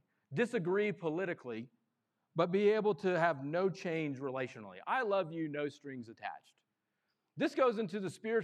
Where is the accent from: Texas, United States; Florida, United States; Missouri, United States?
Missouri, United States; I am born and raised in Missouri